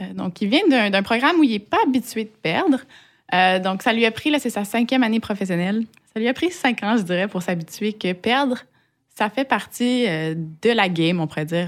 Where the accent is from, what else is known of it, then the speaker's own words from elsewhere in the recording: Quebec, Canada; moved away as an adult; now in Strasbourg, France; bien que j'ai été élevée au Québec, euh, j'ai pas des, des, parents québécois